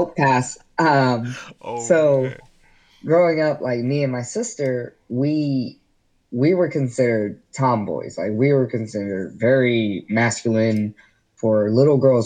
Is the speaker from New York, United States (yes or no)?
no; Gwinnett County, Georgia, United States; growing up in Gwinnett County, where everything is white and Christian